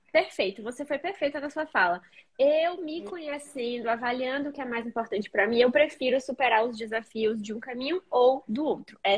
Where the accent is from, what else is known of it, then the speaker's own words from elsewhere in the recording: Recife, Pernambuco, Brazil; Nossa, eu sou de Recife, né?